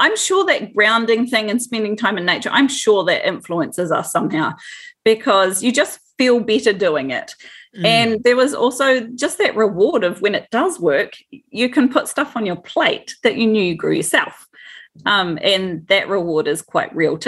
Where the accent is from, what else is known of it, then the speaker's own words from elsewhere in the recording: Dunedin, Otago, New Zealand; I'm a Dunedin girl. Both my husband and I both were born and bred in Dunedin.